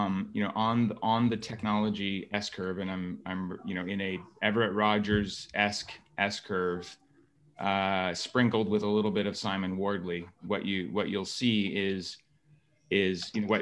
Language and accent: English; Waterloo, Ontario, Canada; I was born and raised in Waterloo, Ontario, Canada